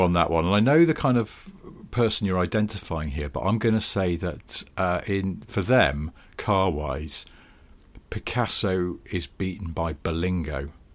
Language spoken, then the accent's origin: English; the Northwest, North West England, United Kingdom; I grew up in the Northwest